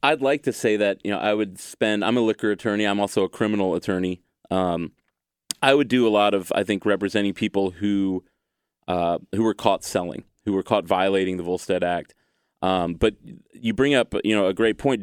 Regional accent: United States; I'm an American

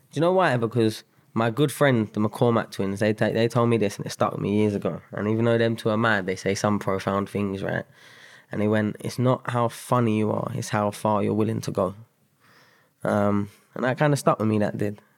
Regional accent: London, United Kingdom; moved away as an adult; also born or lived in Sutton / Mitcham / Spain / Sheffield; I grew up South London. Um, Bederton, uh, is, like, probably the, my main stomping ground.

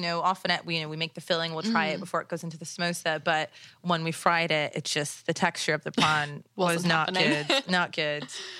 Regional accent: Toronto, Ontario, Canada; growing up in and around Toronto.

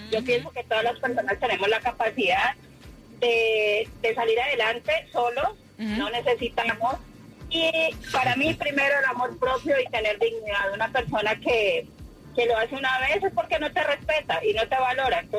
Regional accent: Nicaragua; Yo soy nicaragüense.

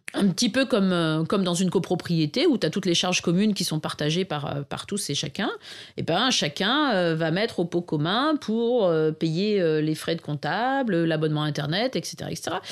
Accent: Arras, Hauts-de-France, France; j'ai grandi à Arras, donc ville de 60 000 habitants

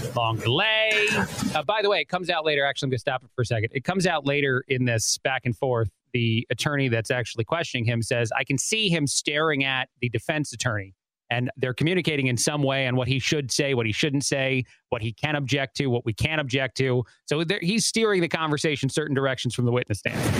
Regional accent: East Coast, United States; moved away; I grew up on the East Coast

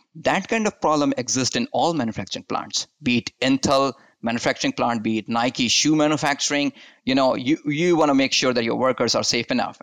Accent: India; moved away as an adult; also born or lived in Utah, United States; now in United States; I'm born and brought up in India

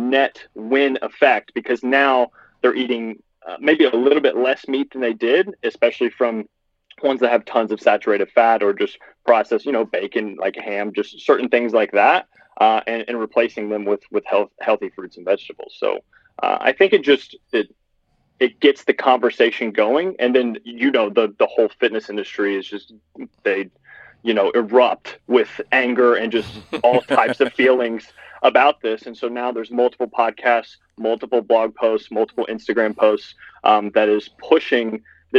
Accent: Lexington, Kentucky, United States; I'm a 25-year-old. I'm from Lexington, Kentucky

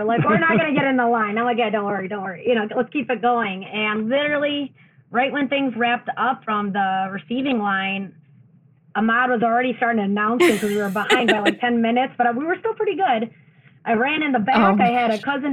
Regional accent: United States; being born and raised in America, like, I've become very Americanized

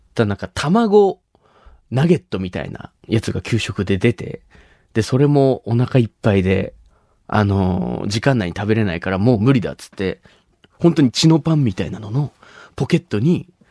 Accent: Shimabara, Nagasaki, Japan; moved away as an adult; 地元島原には高校3年生の時まで住んでまして

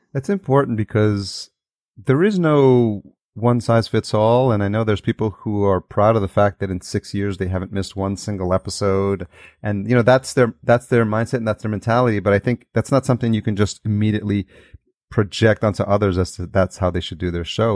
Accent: Yonkers, New York, United States; now in California, United States; I grew up in Yonkers, which is just outside

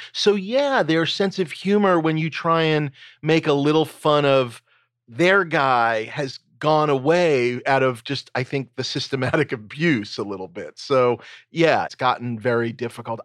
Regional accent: New York City, New York, United States; I grew up in New York City.

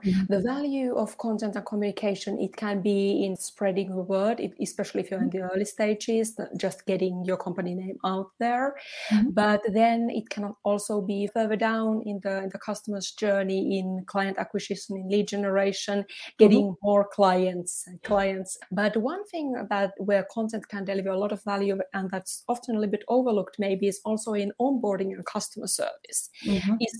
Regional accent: Finland; now in Switzerland; Finland, in Northern Europe.

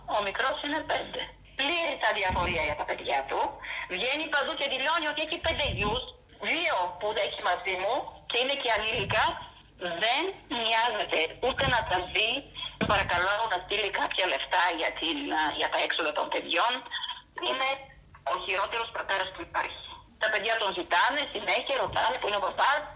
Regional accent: Bulgaria; Greek is a second language; moved away; also born or lived in Greece; την πατρίδα μου

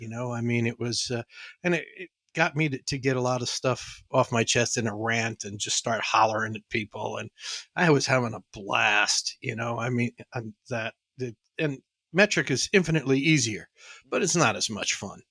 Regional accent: New York City, New York, United States; also born or lived in New England; I was born and raised in the Bronx, and then from the Bronx, we went out to the suburbs.

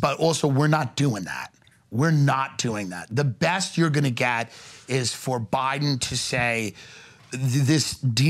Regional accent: Long Island, New York, United States; I'm an Irish Catholic from Long Island

